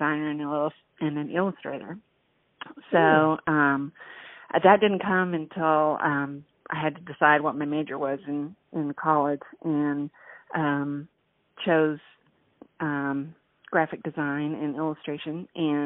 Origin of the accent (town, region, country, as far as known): West Texas, United States; born or raised there; moved away as an adult; also born or lived in New Mexico / Abilene, Texas; now in Austin, United States